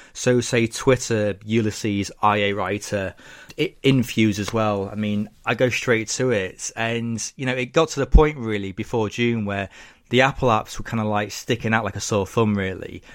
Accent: Lincoln, East Midlands, United Kingdom; living in my hometown of Lincoln, England

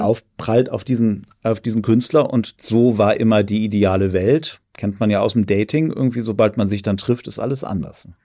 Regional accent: Germany; Also ich bin ja an der Elbe aufgewachsen

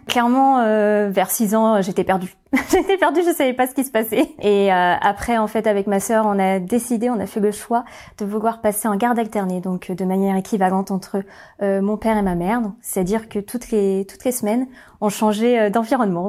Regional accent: Orléans, Centre-Val de Loire, France; j'ai grandi à Orléans

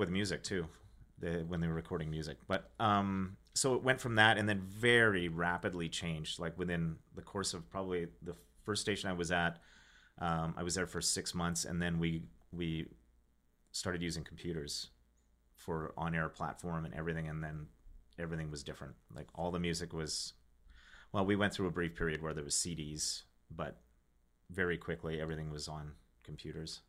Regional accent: Regina, Saskatchewan, Canada; I'm from Regina, Saskatchewan.

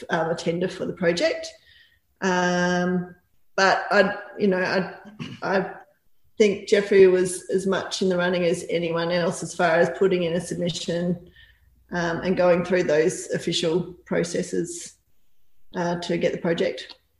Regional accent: country Victoria, Australia; also born or lived in Melbourne, Australia / Torquay, Australia; I was born in Melbourne, but grew up in country Victoria.

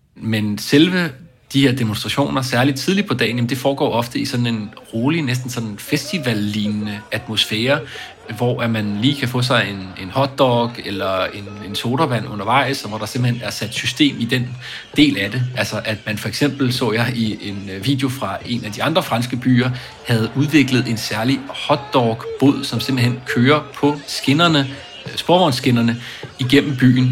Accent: Denmark; moved away as an adult; also born or lived in Brussels, Belgium; now in Paris, France; jeg er dansker

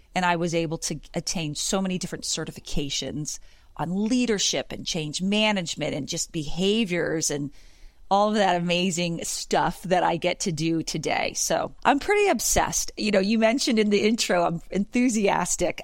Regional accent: Pennsylvania, United States; I'm from Pennsylvania originally.

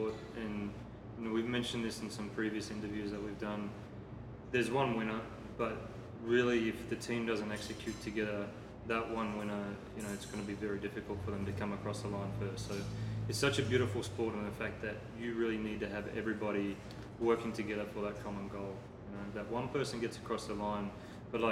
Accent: Australia; now in United States; I'm an Aussie, I live in America.

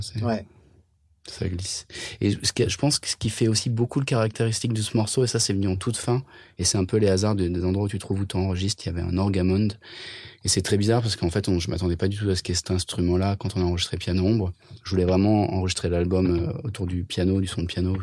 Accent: France; first language French; also born or lived in England; un délire français qui était mes souvenirs de ma langue natale

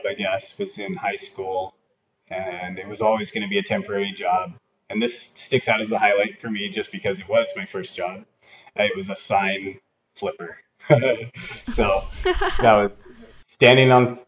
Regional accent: Camano Island, Washington, United States; Washington State

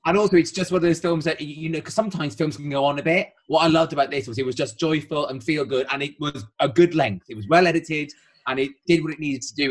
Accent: Wales, United Kingdom; as a Welshman

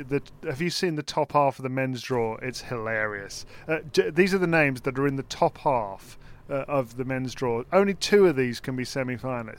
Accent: Birmingham, West Midlands, United Kingdom; Birmingham, my hometown

